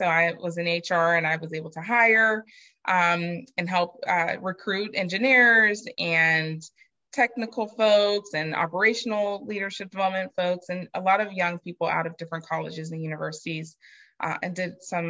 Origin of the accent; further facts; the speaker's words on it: Clairton, Pennsylvania, United States; also born or lived in Elizabeth Forward, Pennsylvania; I'm from Western Pennsylvania, the Mon Valley. So I'm a Valley girl, I like to say. And Clareton, Elizabeth Ford and Clareton specifically